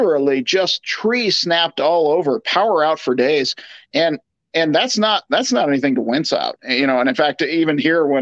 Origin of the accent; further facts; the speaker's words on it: Portland, Oregon, United States; I grew up living in Portland